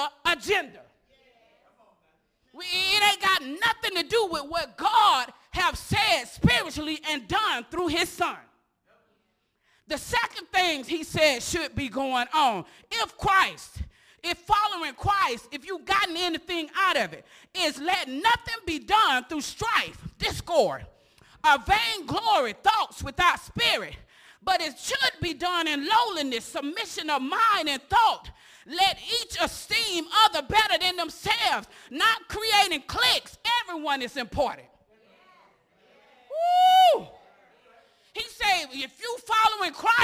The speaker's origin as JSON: {"language": "English", "town": "Osceola", "country": "United States", "said": "I'm from Osceola. Osceola is divided up between Babylon, the Projects, Wildcat, and who? College Hill, Fieldstone"}